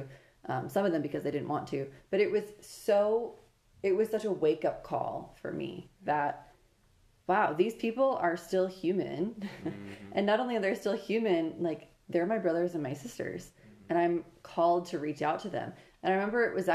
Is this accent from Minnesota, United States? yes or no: yes; Prior Lake, Minnesota, United States; also born or lived in Steubenville, Ohio; growing up in Prior Lake